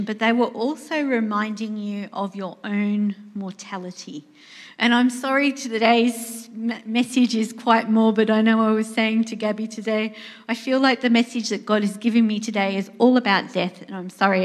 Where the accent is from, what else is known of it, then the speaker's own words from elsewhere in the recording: Australia; I'm Australian